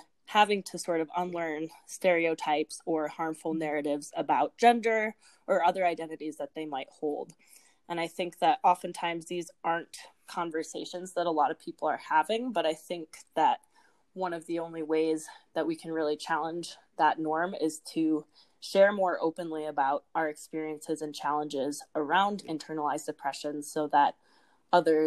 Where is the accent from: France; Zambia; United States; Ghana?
United States; Midwest; I am from the Midwest.